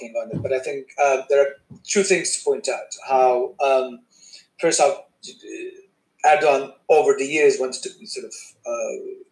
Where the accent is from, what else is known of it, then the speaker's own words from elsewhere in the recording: Izmir, Turkey; moved away as an adult; also born or lived in United States / Denmark; now in Canada; I was born in Turkey, grew up there